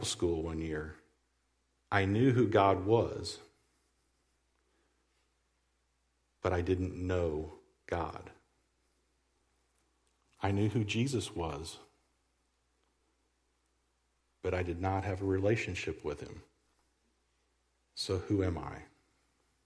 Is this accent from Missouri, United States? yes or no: yes; Southwest Missouri, United States; also born or lived in Iowa / Stockton, Missouri / Jericho Springs, Missouri / Lamar, Missouri; I was born in Iowa, raised in Southwest Missouri